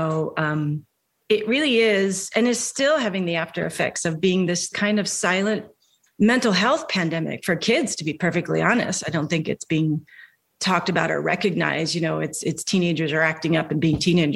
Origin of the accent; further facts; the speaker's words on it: Delaware, United States; also born or lived in New York / Los Angeles; now in Virginia, United States; I'm from Delaware originally, lived in New York for 10 years, lived out in LA for 25